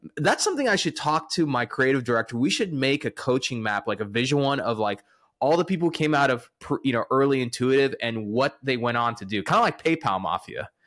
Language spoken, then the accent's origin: English; the South, United States; I'm from the South